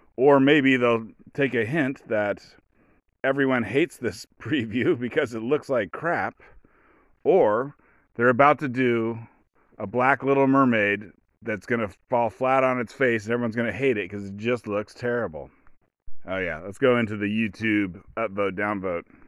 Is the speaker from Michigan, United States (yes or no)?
no; Oregon, United States; I'm from Oregon